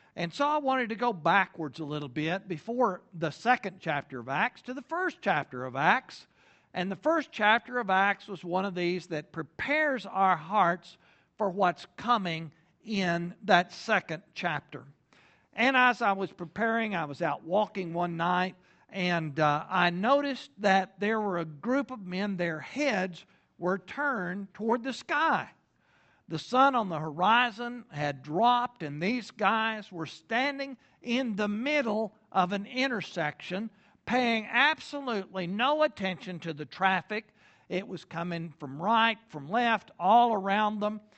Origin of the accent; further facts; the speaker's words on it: Lubbock, Texas, United States; moved away as an adult; now in Oklahoma, United States; Originally, I'm from Lubbock, Texas